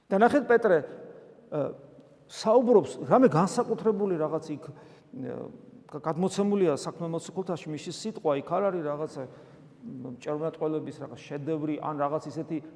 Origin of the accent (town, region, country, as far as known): Georgia